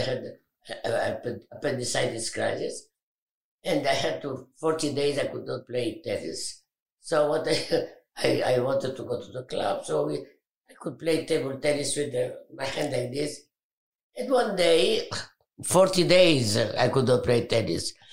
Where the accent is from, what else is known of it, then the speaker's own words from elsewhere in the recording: Alexandria, Alexandria Governorate, Egypt; I was born in Egypt, in Alexandria, beautiful city.